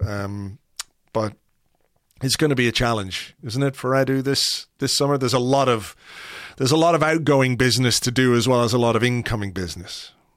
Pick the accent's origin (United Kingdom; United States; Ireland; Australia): Ireland; as an Irishman